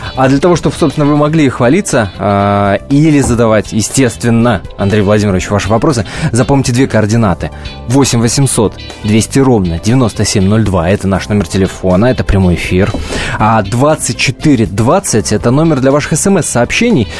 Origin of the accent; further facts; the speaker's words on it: Kirov Oblast, Russia; сам родом из Кировской области.